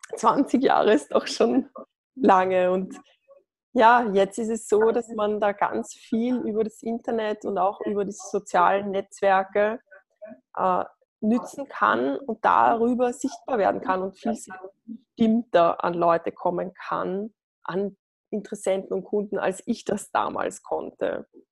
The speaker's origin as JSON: {"language": "German", "region": "Lower Austria", "country": "Austria", "said": "ich bin äh, aus Österreich, aus Niederösterreich"}